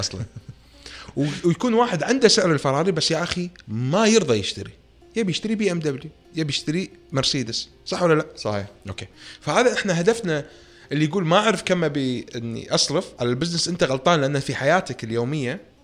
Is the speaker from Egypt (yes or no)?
no; Kuwait; انا ككويتي كمطور